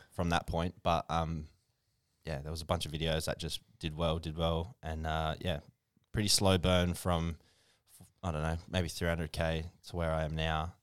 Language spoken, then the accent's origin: English; Port Augusta, South Australia, Australia; also born or lived in Mount Gambier; I was there f, pretty much from kindy. I did all my kindy, all my schooling